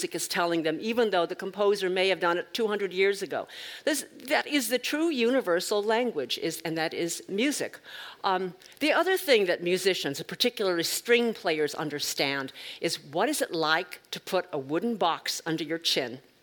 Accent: United States; I'm Chinese American.

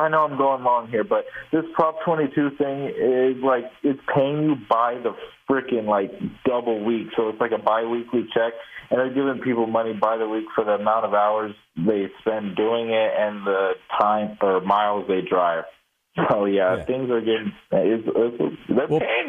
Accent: California, United States; The Bay Area.

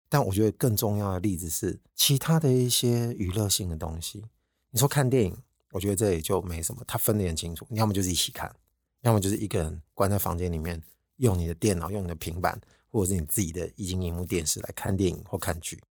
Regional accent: Taiwan; 我们台湾人应该是全世界数一数二爱唱歌的民族了吧

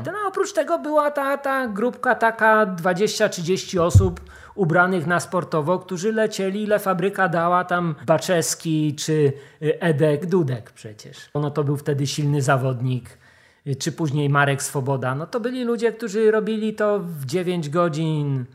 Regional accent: Wrocław, Lower Silesian Voivodeship, Poland; Ja jestem wrocławianinem, nie z tak. urodzenia, ale od, od maleńkości tutaj się nauczyłem chodzić.

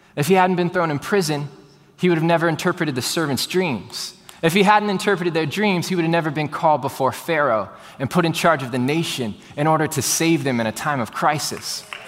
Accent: Houston, Texas, United States; born and raised in Houston, Texas, like I was

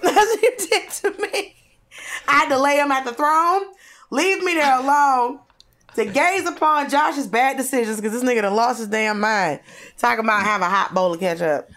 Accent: Norcross, Georgia, United States; born or raised there; moved away; also born or lived in Atlanta

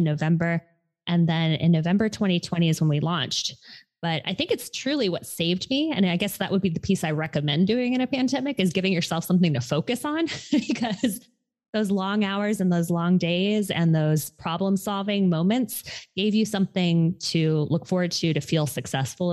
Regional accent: Hawaii, United States; moved away; I am originally from Hawaii, and I had gone home to help my mother

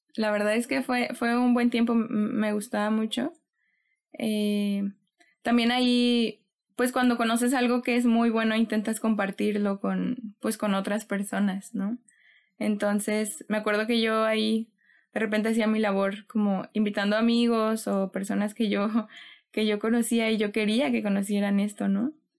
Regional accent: Xalapa, Veracruz, Mexico; moved away as an adult; now in Monterrey, Mexico; Yo soy de Jalapa, Veracruz. Allá nací, allá crecí, de ahí es mi familia.

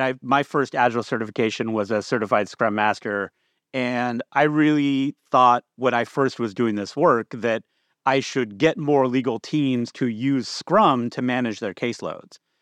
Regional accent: Bakersfield, California, United States; moved away as an adult; also born or lived in Boston / Seattle; I grew up in California.

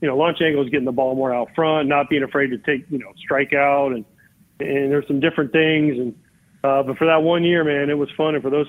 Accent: Florida, United States; I grew up in Florida in the 80s, Hulk Hogan and those guys were like, the biggest thing in the world.

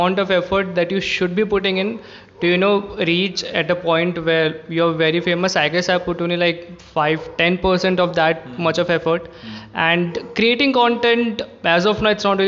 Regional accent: Jaipur, Rajasthan, India; moved away as an adult; now in Bangalore, India; I'm from Jaipur, and then I got into Christ. And in Bangalore

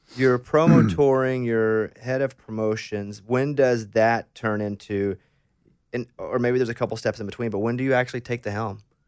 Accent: Mountain Pine, Arkansas, United States; growing up in Mountain Pine, Arkansas

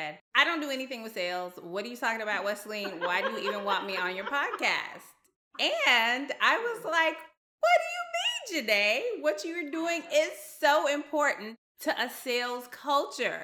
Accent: the South, United States; being a Southerner in the United States

